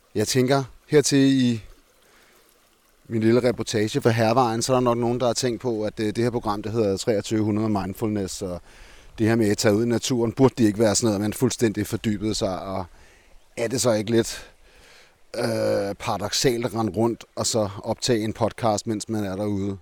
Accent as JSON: {"language": "Danish", "town": "Copenhagen", "region": "Capital Region of Denmark", "country": "Denmark", "said": "Som københavner"}